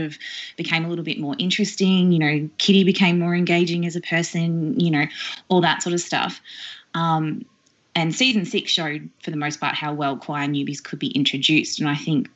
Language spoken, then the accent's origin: English; Australia